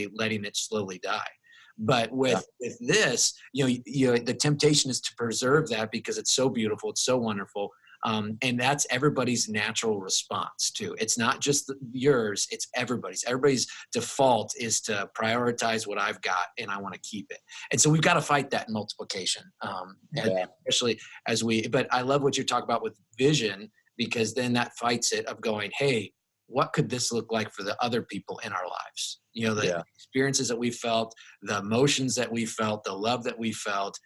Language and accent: English; Plymouth, Indiana, United States; moved away; my hometown of Plymouth, Indiana